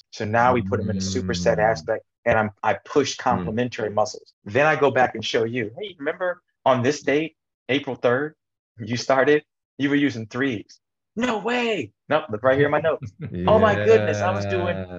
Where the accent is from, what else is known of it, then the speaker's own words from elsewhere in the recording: Midwest, United States; I grew up in the Midwest